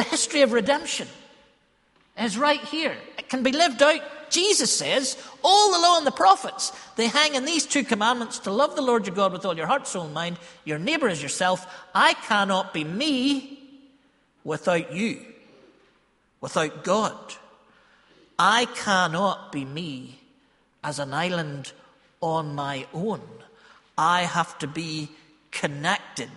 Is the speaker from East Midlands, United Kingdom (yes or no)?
no; Ballymena, Northern Ireland, United Kingdom; I am from Ballymena